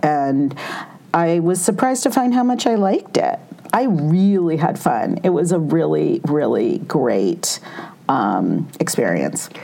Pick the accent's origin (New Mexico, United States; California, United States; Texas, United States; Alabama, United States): California, United States; growing up in California